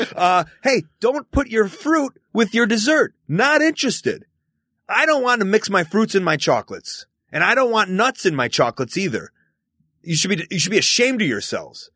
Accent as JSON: {"language": "English", "town": "Chicago", "region": "Illinois", "country": "United States", "tie": "born or raised there", "said": "I grew up in Chicago, Illinois, to a Jewish family in the suburbs of Chicago."}